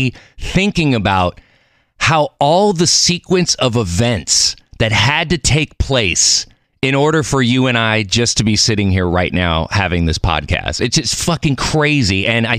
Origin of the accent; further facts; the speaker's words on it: Mexico City, Mexico; born there; I'm Mexican. I was born in Mexico City. I don't speak Spanish. I should.